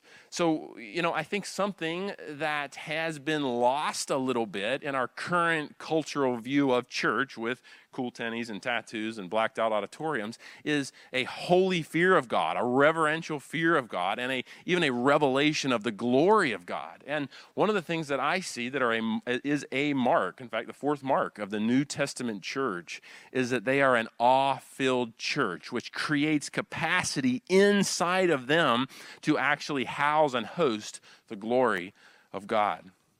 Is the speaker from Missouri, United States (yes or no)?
no; Wilmington, North Carolina, United States; You know, I grew up here in the Wilmington area surfing and skateboarding, and so we would always say, awesome, dude.